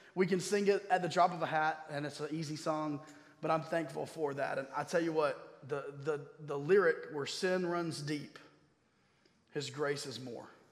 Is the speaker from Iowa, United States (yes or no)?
no; Durham, North Carolina, United States; also born or lived in Baltimore; I grew up here in Durham